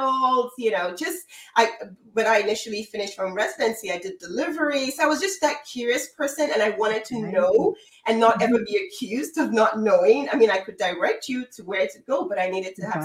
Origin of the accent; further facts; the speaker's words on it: Nigeria; I'm originally from Nigeria